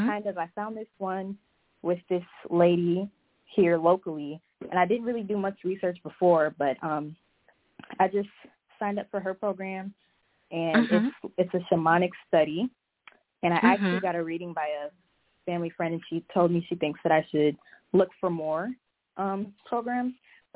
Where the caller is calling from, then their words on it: Minneapolis, Minnesota, United States; I'm calling from Minneapolis.